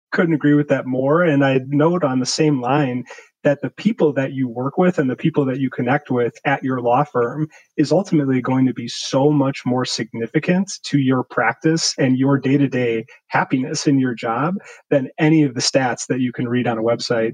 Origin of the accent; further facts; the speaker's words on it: Milwaukee, Wisconsin, United States; also born or lived in Racine, Wisconsin / Virginia; was born in Racine, which is south of Milwaukee, but moved to the Milwaukee area when I was pretty young, around two, and basically grew up in Milwaukee all the way through college